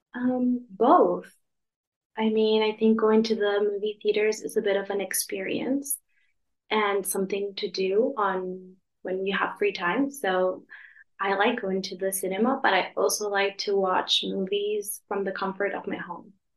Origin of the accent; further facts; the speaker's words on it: Los Angeles, California, United States; moved away as an adult; now in Madrid, Spain; I'm from California, Los Angeles